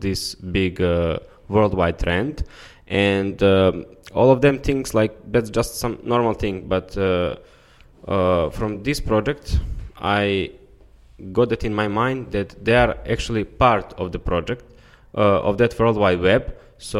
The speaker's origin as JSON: {"language": "English", "country": "Montenegro", "said": "I'm coming from Montenegro"}